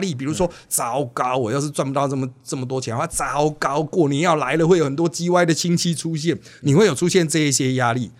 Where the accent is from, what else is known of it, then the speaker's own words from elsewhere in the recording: Miaoli, Miaoli County, Taiwan; 我是来自苗栗市啦，一开始是真的纯客家原乡